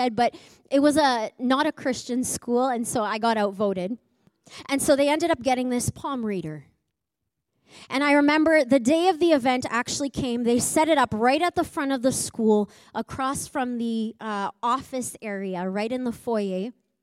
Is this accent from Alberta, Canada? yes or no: yes; Edmonton, Alberta, Canada; I grew up in Edmonton